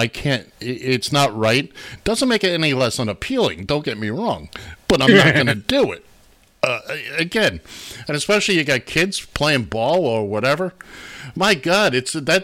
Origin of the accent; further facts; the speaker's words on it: Florida, United States; That's my home state, Florida.